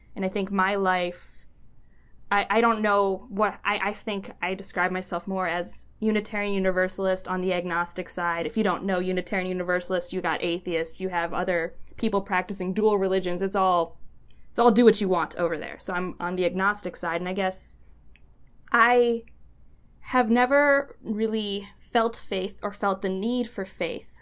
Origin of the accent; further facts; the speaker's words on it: Cleveland, Ohio, United States; I grew up in Cleveland